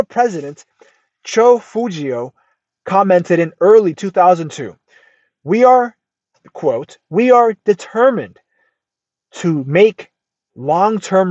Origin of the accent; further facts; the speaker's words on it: United States; I'm American through and through